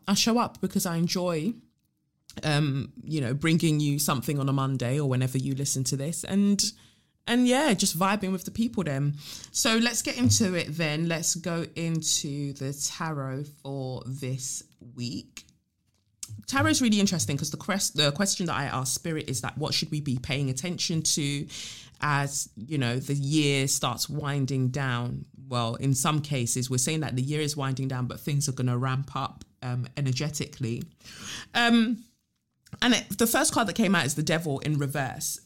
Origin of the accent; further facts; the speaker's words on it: London, United Kingdom; growing up in South, we've just got a spec, like, a specific type of humor